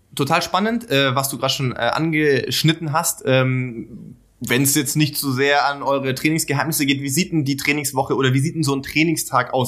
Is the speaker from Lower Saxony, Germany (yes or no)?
no; Baden-Württemberg, Germany; ich komme ja auch aus Baden-Württemberg